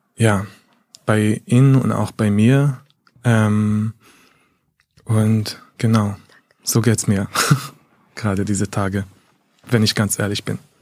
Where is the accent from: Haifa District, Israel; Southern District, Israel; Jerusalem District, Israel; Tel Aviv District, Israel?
Haifa District, Israel; Haifa; now in Berlin, Germany; ich komme aus Haifa, meine Familie ist immer noch in der Region, äh, in, im Bezirk Haifa